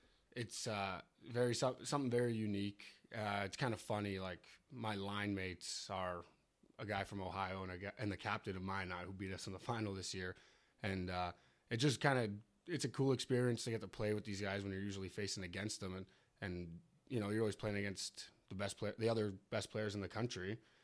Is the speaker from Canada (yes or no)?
yes; Maple, Ontario, Canada; Hi, I'm … from Adrian College in Maple, Ontario.